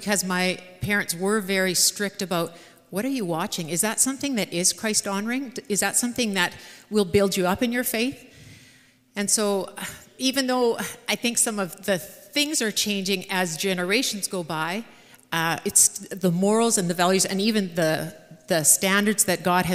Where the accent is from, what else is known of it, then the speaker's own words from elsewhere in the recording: Swift Current, Saskatchewan, Canada; we had one channel growing up in Swift Current